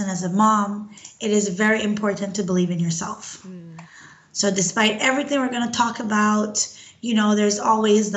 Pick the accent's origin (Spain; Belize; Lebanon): Belize; moved away as an adult; now in Canada; I'm originally from Belize. I migrated to Canada over 10 years ago.